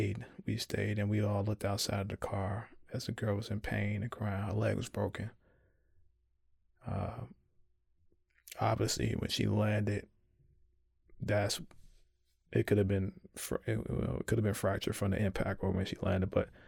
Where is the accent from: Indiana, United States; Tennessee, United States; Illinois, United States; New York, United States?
Illinois, United States; Chicago; my hometown of Chicago